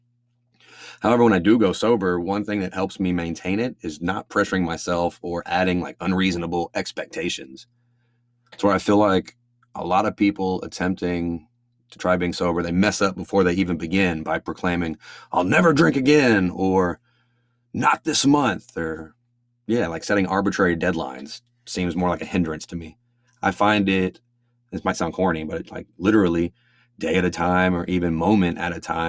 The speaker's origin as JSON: {"language": "English", "town": "Angleton", "region": "Texas", "country": "United States", "tie": "born or raised there", "lives_now": "Houston, United States", "said": "I was living in my hometown of Angleton."}